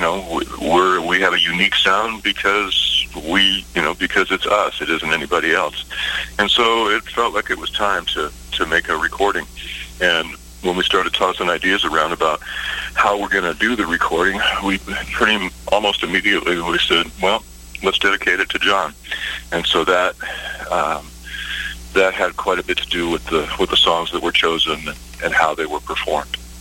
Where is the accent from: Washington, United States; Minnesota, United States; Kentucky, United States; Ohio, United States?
Washington, United States; Seattle; I grew up in Seattle, Washington